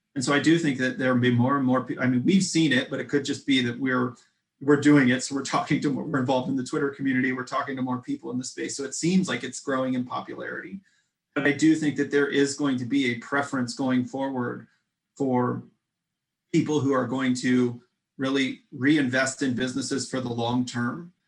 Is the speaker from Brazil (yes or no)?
no; Midwest, United States; We're, we're both from the Midwest